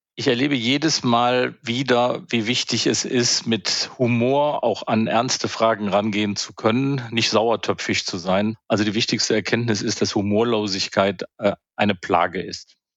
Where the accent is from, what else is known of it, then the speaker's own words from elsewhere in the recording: Alt and Helau area, North Rhine-Westphalia, Germany; now in Berlin, Germany; ich bin ja im Alt- und Helau-Raum aufgewachsen und dann in den äh, Kölsch- und Alav-Raum gezogen